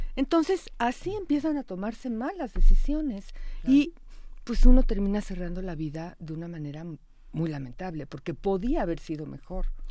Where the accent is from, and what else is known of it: Mexico